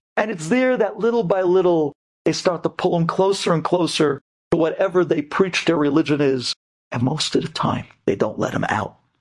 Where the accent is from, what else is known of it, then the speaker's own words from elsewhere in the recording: New York City, New York, United States; we're from Brooklyn